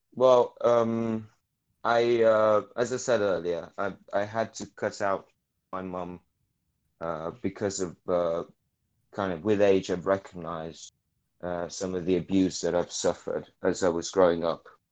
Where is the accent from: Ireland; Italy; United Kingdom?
Italy; Naples, Campania; I'm from Naples